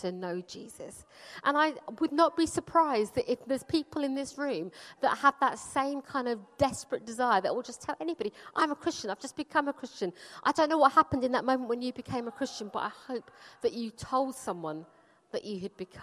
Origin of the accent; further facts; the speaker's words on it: London, United Kingdom; also born or lived in Punjab, India; I grew up in Wimbledon, which is like a really nice place to get to grow up.